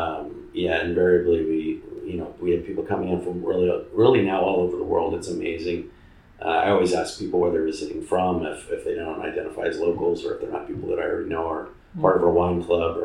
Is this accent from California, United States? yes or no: yes; Fresno, California, United States; moved away as an adult; now in Paso Robles, United States; I come from the Fresno area, Central Valley, which I describe to people as the Midwest of California